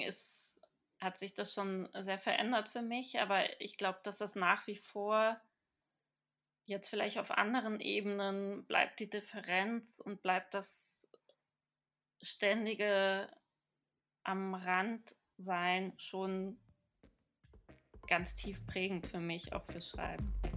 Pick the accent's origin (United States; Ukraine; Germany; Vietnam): Germany; Cologne, North Rhine-Westphalia; accent: Hochdeutsch; moved away as an adult; now in Graz, Austria; ich habe dann zwar schon oft Köln gesagt